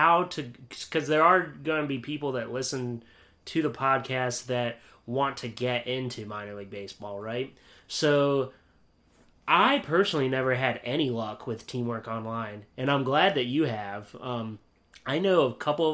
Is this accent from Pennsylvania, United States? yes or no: yes; Pennsylvania, United States; moved away as an adult; also born or lived in Beloit / Delmarva; I'm from Pennsylvania originally